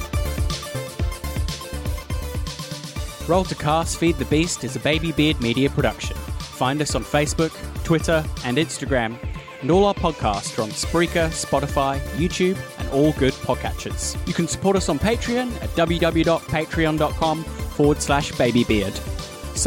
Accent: Australia; also born or lived in United Kingdom; I am a British Australian

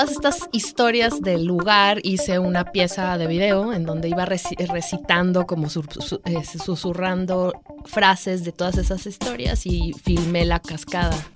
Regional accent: Guadalajara, Jalisco, Mexico; moved away as an adult; also born or lived in England; Soy de aquí de Guadalajara.

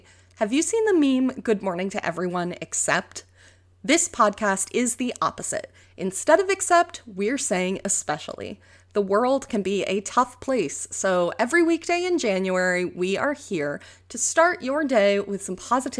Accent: New York, United States; moved away as an adult; also born or lived in Colorado; I'm from New York. No, not the city, although I did live there for a couple of years, and I have been living in Colorado for the last 4 years.

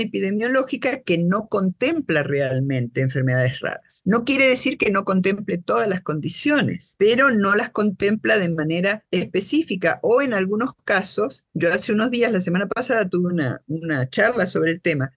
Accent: Buenos Aires, Argentina; now in Guatemala; Yo soy guatemalteca nacida en Buenos Aires. Es decir, nací en Buenos Aires hace un montón de años y llegué a Guatemala hace 39 años.

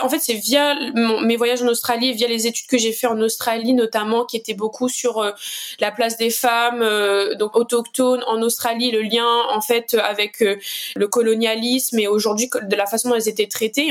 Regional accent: Saint-Benoît, Réunion; also born or lived in Saint-Denis, Réunion; je suis originaire de l'Est de l'île, plus précisément de Saint-Benoît

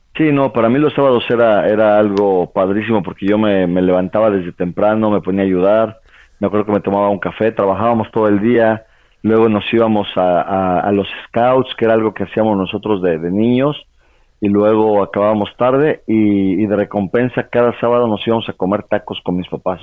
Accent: Toluca, State of Mexico, Mexico; moved away as an adult; also born or lived in Puebla, Mexico / France; me fui de Toluca a vivir a Puebla

